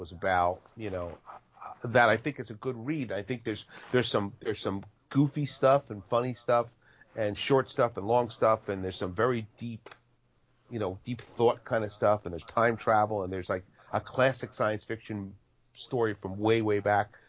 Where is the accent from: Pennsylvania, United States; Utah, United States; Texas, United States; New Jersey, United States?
New Jersey, United States; Born and bred